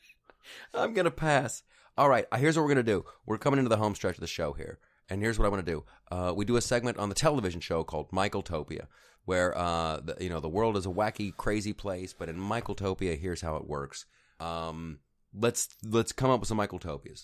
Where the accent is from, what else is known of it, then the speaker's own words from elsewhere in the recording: Ohio, United States; I grew up in Ohio.